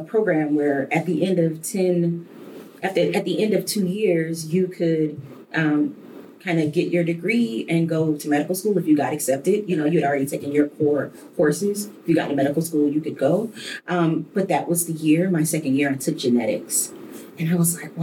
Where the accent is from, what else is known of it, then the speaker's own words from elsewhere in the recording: Detroit, Michigan, United States; a little girl growing up in Detroit.